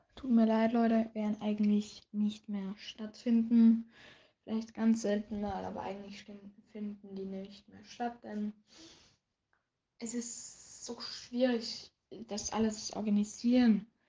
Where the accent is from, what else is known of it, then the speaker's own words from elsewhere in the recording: Austria; accent: Austrian dialect; first language German; ich bin ein Österreicher, das heißt, ich habe ein bisschen Dialekt